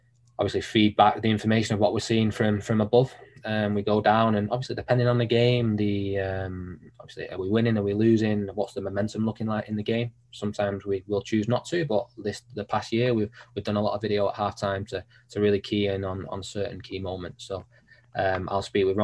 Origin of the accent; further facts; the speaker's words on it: Manchester, North West England, United Kingdom; also born or lived in Sheffield; growing up in Manchester